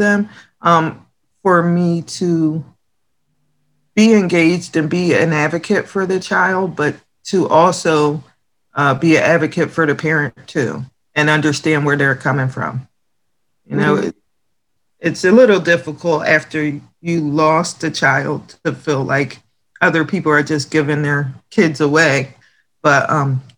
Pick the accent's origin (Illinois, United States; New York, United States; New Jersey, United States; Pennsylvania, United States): New Jersey, United States; Lindenwold; also born or lived in Camden, New Jersey; now in Pine Hill, United States; I was born in Camden, and I grew up in Lindenwald